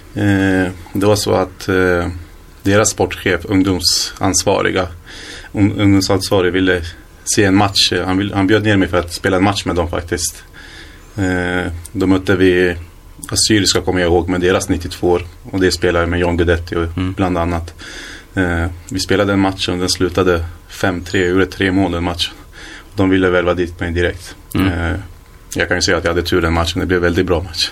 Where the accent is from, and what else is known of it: Hallstahammar, Västmanland, Sweden; born or raised there; also born or lived in Iraq / Iran